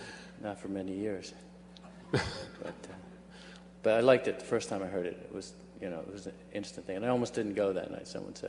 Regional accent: Long Island, New York, United States; I grew up on Long Island and very seldom came to the city.

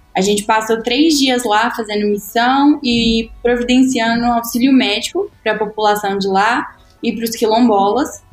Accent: Brazil; born or raised there; also born or lived in United States

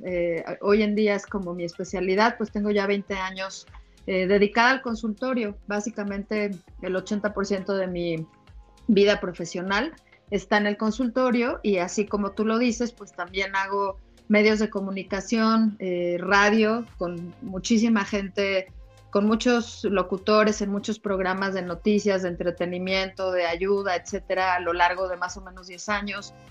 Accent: Mexico; por ser mexicana

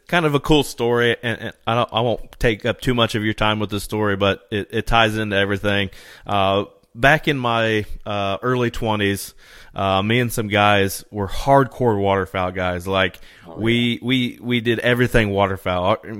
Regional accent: Indiana, United States; I'm from East Central Indiana.

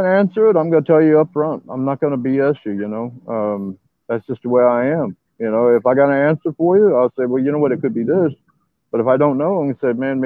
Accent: San Antonio, Texas, United States; I'm from San Antonio, Texas.

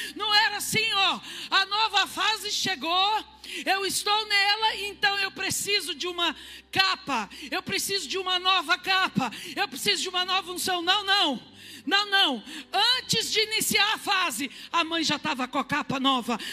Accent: Ourinhos, São Paulo, Brazil; sou de Ourinhos

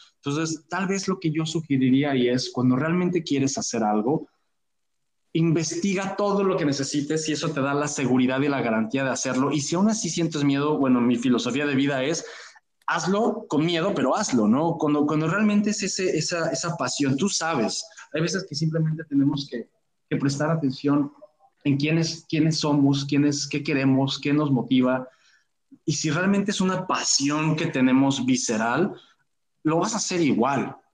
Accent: Mexico; como decimos en México

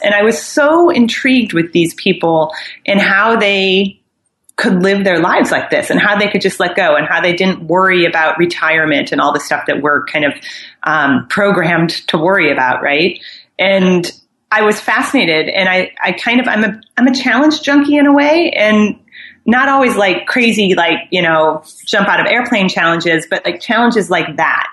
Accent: Midwest, United States; moved away as an adult; also born or lived in New York; I think I'm from the Midwest originally, but I moved out. I moved all around the United States for my career

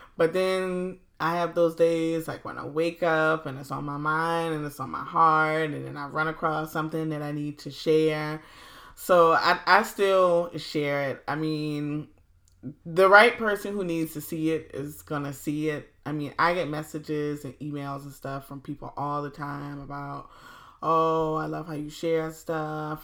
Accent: Low Country, Hilton Head Island, Beaufort, South Carolina, United States; here in my hometown of the Low Country, Hilton Head Island, Beaufort

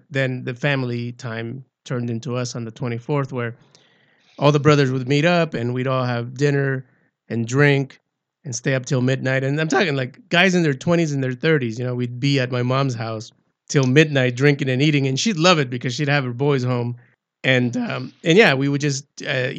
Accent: Nicaragua; now in United States; I was born in Central America, in Nicaragua

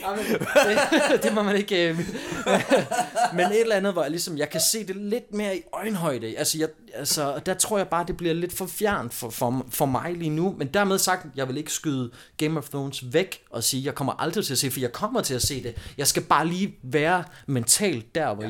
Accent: Vejen, Southern Denmark, Denmark; moved away; also born or lived in Aarhus; min gamle hjemby i Vejen, hvor jeg voksede op

